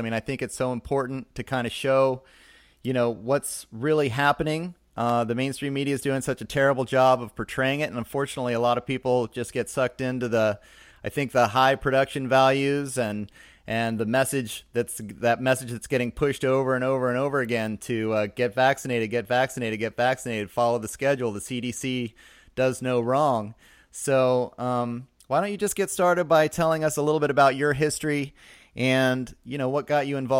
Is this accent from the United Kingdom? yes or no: no; Fort Bragg, California, United States; my hometown of Fort Bragg in Northern California, Mendocino County.